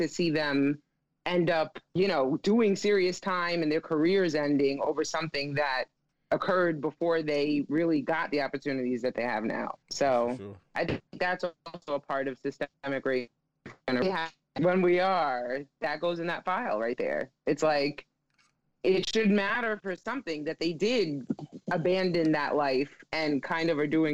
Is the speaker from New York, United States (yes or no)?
yes; New York, United States; I'm from New York